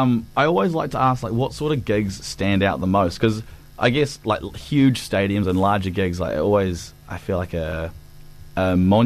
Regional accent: Cromwell, Otago, New Zealand; born or raised there

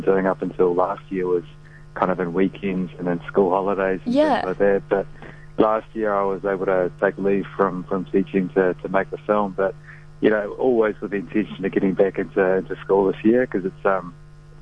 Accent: Northland, New Zealand; where I grew up in Northland

